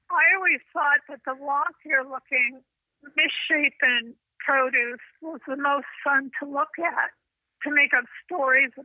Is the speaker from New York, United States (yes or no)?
no; Southern California, United States; I grew up in Southern California